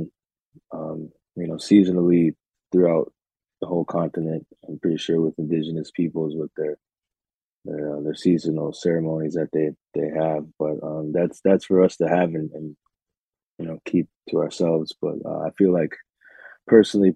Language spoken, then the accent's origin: English; Minneapolis, Minnesota, United States; moved away as an adult; also born or lived in Red Lake Reservation, Minnesota; now in Oneida Reservation near Green Bay, United States; I'm from Minneapolis, Minnesota, but I currently reside just outside of Green